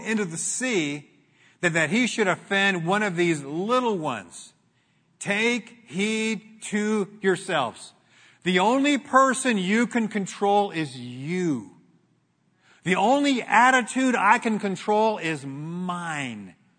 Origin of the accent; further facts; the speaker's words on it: Glendora, California, United States; Grew up in Glendora, in, in, in Glendora